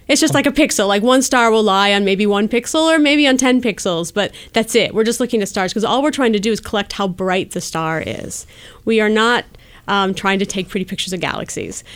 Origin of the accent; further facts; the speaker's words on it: Wisconsin, United States; moved away as an adult; also born or lived in North Carolina / Colorado; now in Bay Area, United States; I grew up in Wisconsin